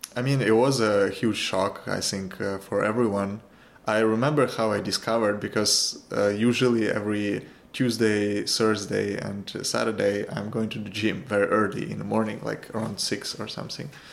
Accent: Kyiv, Ukraine; now in London, United Kingdom; I was born in Ukraine, in Kiev

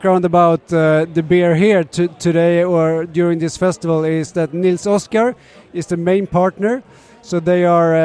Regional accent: Stockholm, Stockholm County, Sweden; born and raised in Stockholm

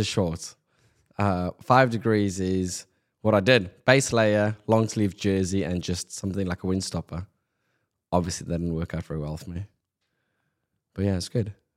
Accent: Pretoria, Gauteng, South Africa; moved away; growing up in South Africa, Pretoria, where I grew up, we've got no winter rainfall.

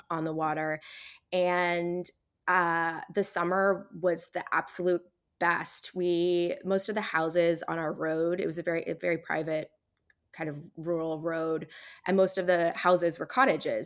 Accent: Barry's Bay, Ontario, Canada; moved away; also born or lived in Toronto, Canada / Australia; I grew up in Barry's Bay

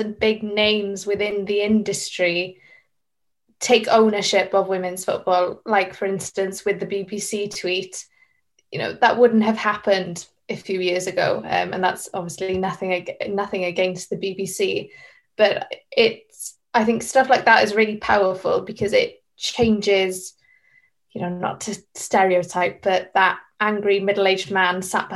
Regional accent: Welsh, Wales, United Kingdom; I'm Welsh

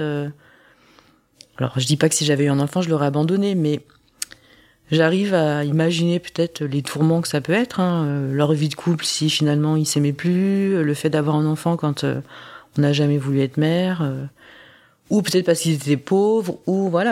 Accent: France; also born or lived in South Korea; je suis française

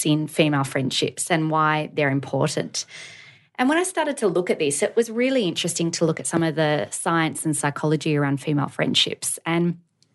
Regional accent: Australia; also born or lived in North America; we're Australian

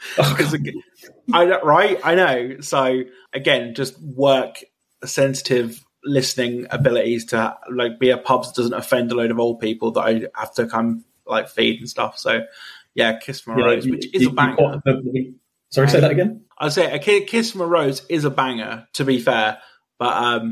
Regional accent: United Kingdom; as a British person

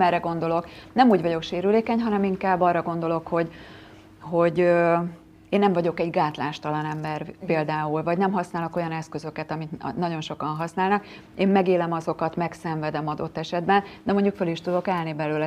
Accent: Tata, Komárom-Esztergom, Hungary; Én tatai vagyok

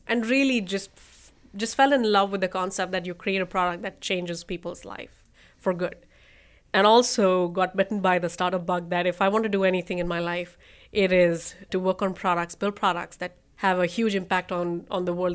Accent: Rajasthan, India; moved away as an adult; also born or lived in New York; now in United States; I'm from Northern India, Rajasthan

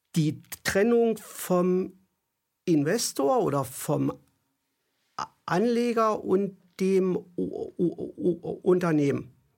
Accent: East Germany, Germany; Ich bin in der DDR groß geworden.

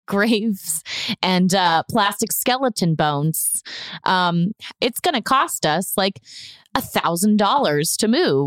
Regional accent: Houston, Texas, United States; born there; also born or lived in Atlanta / Memphis / Orlando; I grew up moving a lot, too. I was born in Houston. We lived in Atlanta. We lived in Memphis, Tennessee. We settled in Orlando.

